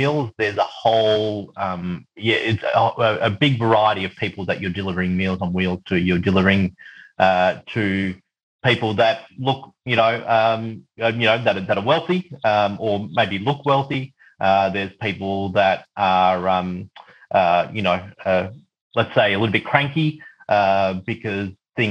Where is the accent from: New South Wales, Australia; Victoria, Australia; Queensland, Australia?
Victoria, Australia; Mornington Peninsula; also born or lived in New Zealand; I was born in New Zealand, but we moved to Australia when I was, you know, when I was two. And grew up in a very white Anglo-Saxon area of Victoria in the Mornington Peninsula